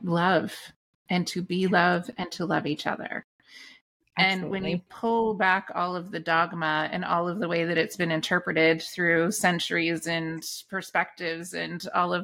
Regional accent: Canada; I grew up in the Anglican Church in Canada

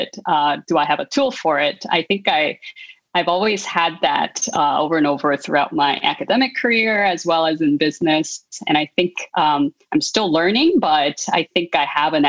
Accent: South Korea; moved away; I grew up in South Korea

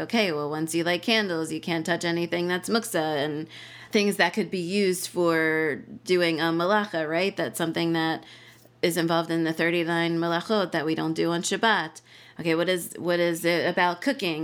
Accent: New Jersey, United States; moved away as an adult; also born or lived in Israel / Hamilton, Ontario, Canada; now in Harrisburg, United States; I grew up in New Jersey

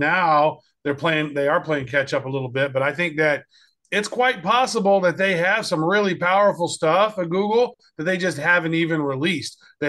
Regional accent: Kansas City, United States; really close to my hometown there in Kansas City.

